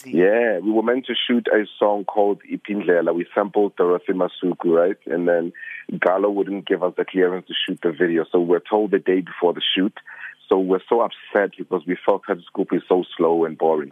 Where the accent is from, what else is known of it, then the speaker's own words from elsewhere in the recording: Soweto, Gauteng, South Africa; I'm just a kid from Soweto.